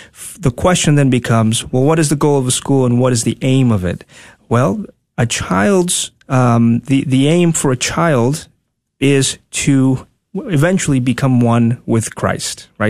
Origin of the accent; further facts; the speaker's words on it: Tegucigalpa, Francisco Morazán, Honduras; moved away as an adult; also born or lived in Dallas, Texas; now in United States; born and raised in Honduras, capital city, Tegucigalpa. I moved here when I was 19, uh, close to 20